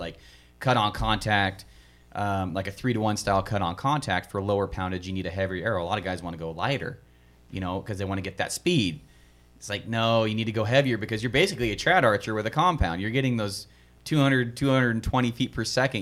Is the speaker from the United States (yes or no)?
yes; the East, United States; I'm a hunter from East